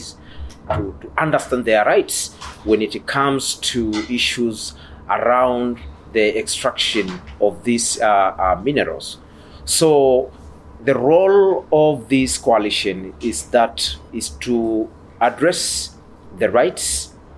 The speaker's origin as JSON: {"language": "English", "country": "Tanzania", "said": "I come from Tanzania"}